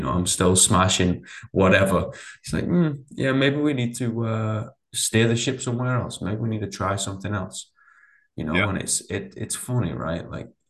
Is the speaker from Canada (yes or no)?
no; England, United Kingdom; I'm English